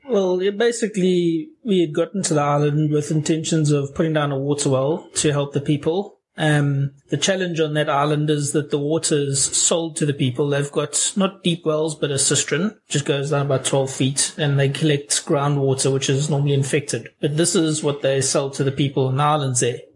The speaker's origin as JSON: {"language": "English", "country": "South Africa", "said": "I'm from South Africa."}